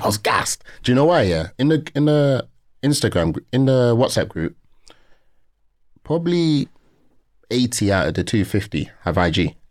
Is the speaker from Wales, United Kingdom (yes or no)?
no; London, United Kingdom; born and raised in Peckham